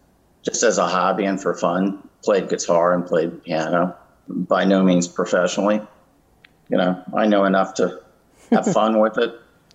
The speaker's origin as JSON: {"language": "English", "town": "Atlanta", "region": "Georgia", "country": "United States", "tie": "born or raised there", "also_born_or_lived": "Connecticut", "said": "No, I was born in Connecticut, but my family moved to Atlanta when I was in the seventh grade, and I went to high school here."}